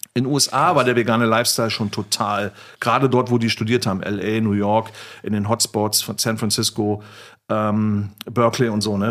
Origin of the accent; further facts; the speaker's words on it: East Germany, Germany; now in Berlin, Germany; Ich bin ja ein Ossi, ne? also Kind des Ostens, bin ich auch stolz drauf